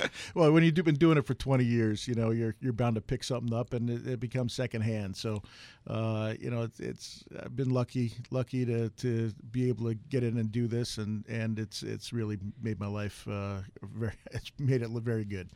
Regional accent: East Coast, United States; now in Arizona, United States; I grew up on the East Coast

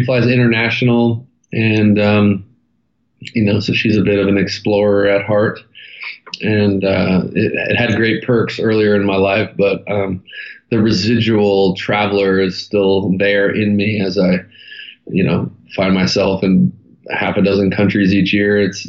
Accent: Santa Monica, California, United States; born there; So I was born in Santa Monica, California, and two incredible parents that kind of gave me the cheat code starter kit to life, and one younger brother, Taylor.

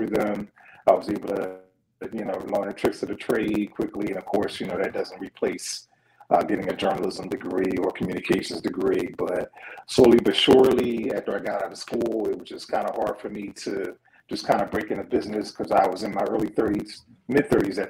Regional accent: Philadelphia, Pennsylvania, United States; I'm from Philadelphia, from West Philly. For those familiar, kind of that's Cobbs Creek. So, okay. West Philly kid, just growing up, went to John Bartram High School in Southwest Philly

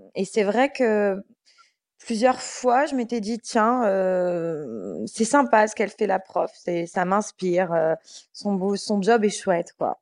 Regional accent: Bordeaux, Nouvelle-Aquitaine, France; moved away as an adult; now in Paris, France; je suis montée à Paris, j'étais de Bordeaux.

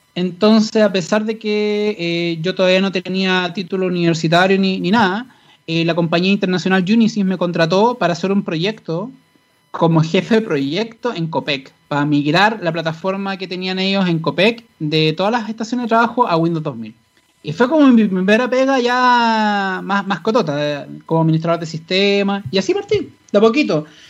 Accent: Santiago, Santiago Metropolitan, Chile; yo eh, crecí en el Paseo Más. Literalmente, yo me desarrollé desde chico.

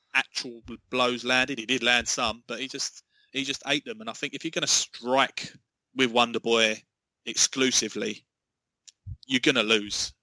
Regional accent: England, United Kingdom; I, am as an Englishman

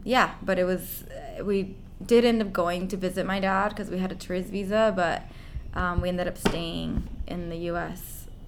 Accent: San Diego, California, United States; also born or lived in Tijuana, Mexico; I was born in Tijuana, Mexico, which is right across the border from San Diego.

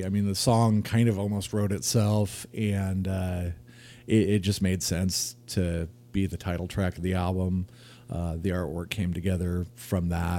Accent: Anaheim, California, United States; also born or lived in Sacramento, California; now in Auburn, United States; I have lived a fairly broad cross section of California. I was born in Anaheim, moved up to Sacramento in the mid 80s and with my family.

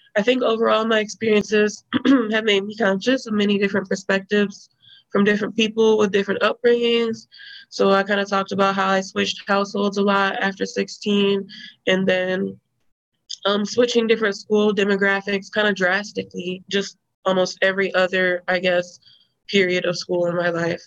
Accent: Rockford, Illinois, United States; I grew up in Rockford, Illinois, in a black neighborhood on the west, kind of northwest side

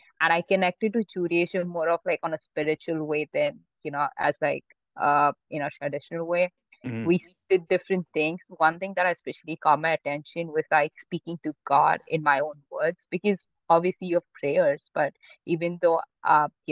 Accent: Mumbai, Maharashtra, India; also born or lived in Pune; I grew up in Mumbai, my whole family did

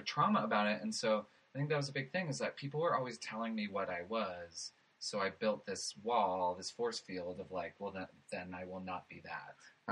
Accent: Los Angeles, California, United States; So I grew up in West Hills

